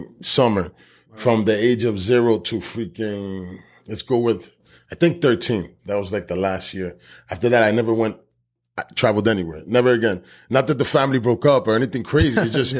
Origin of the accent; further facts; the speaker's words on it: New Jersey, United States; We're not the same niggas from the North that we are from South Jersey.